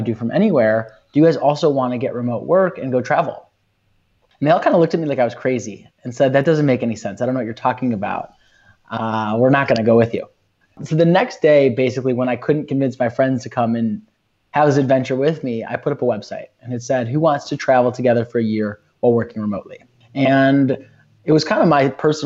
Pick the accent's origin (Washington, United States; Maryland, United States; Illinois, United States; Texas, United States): Illinois, United States; Chicago; I'm from Chicago, grew up in Chicago